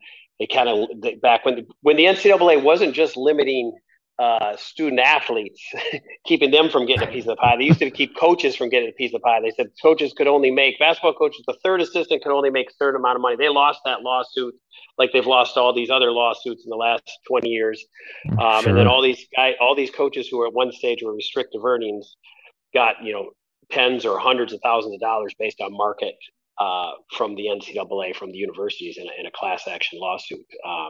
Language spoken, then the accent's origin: English; Wisconsin, United States; moved away as an adult; also born or lived in Hawaii; now in Florida, United States; I grew up in Wisconsin. I was born in Wisconsin, Greg.